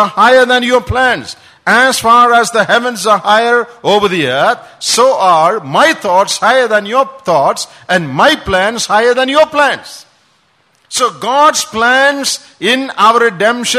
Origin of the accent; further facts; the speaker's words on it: Kottayam, Kerala, India; moved away; When we were small, back home in, I'm from Kottayam, my grandfather had a school